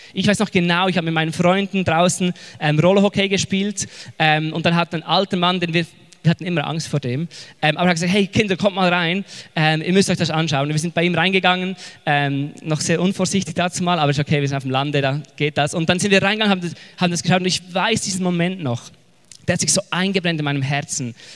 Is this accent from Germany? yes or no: no; Switzerland; accent: Swiss German; now in Zurich, Switzerland; ich bin mitten in den Bergen aufgewachsen mit Kühen und Geißen